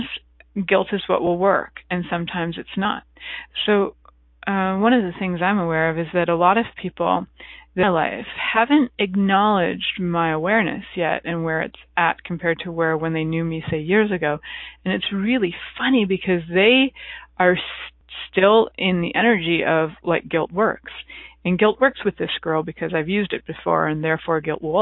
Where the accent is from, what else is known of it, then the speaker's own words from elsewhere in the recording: Canada; I'm from Canada